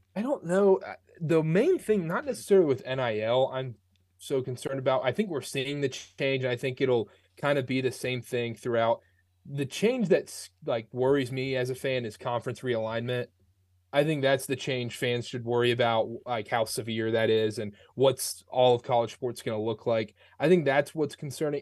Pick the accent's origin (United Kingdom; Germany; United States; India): United States; North Carolina; I grew up, I'm from North Carolina.